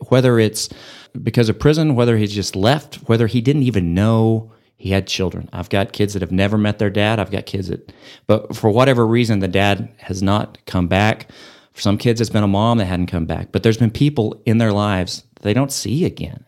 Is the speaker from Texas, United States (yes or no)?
yes; Amarillo, Texas, United States; also born or lived in Lubbock, Texas; Built a house here and moved here when I was two and grew up here